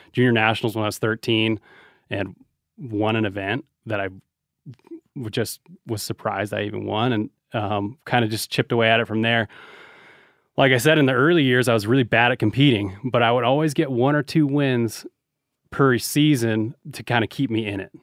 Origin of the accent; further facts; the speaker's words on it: Reno, Nevada, United States; we're from Reno